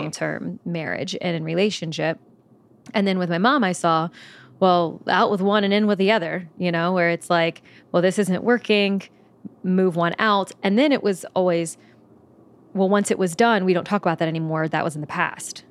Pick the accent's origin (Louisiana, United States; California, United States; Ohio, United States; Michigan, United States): Louisiana, United States; Belle Chasse; moved away as an adult; also born or lived in New Orleans; I'm originally from New Orleans, Louisiana. Um, technically, I'm from a small town that's just underneath New Orleans called Bell Chase. Um, and so, lived, grew up in New Orleans